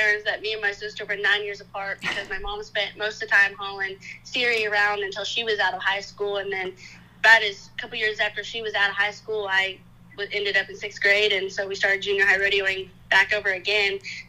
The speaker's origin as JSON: {"language": "English", "region": "Kansas", "country": "United States", "tie": "born there", "moved": "yes", "lives_now": "Oklahoma, United States", "said": "I was born in Kansas, and we had about 12,000 acres up there, and then I moved to Oklahoma in around 08 just because the location was a little more ideal for training"}